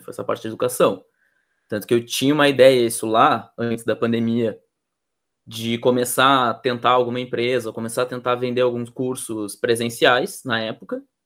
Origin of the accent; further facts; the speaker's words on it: Rio Grande do Sul, Brazil; also born or lived in Pelotas; eu sou aqui do Rio Grande do Sul, eu moro em Pelotas